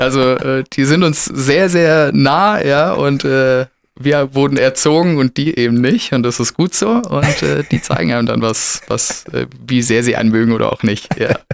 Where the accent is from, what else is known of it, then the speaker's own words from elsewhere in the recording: Stuttgart, Baden-Württemberg, Germany; wohne in Stuttgart Ost, bin ein bisschen ausgewandert, weil geboren bin ich in Bad Cannstatt